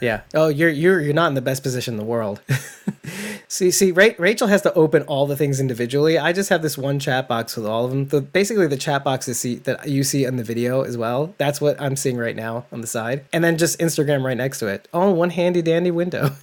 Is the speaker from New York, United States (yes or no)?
yes; New York, United States; I'm a from from New York, not a Southerner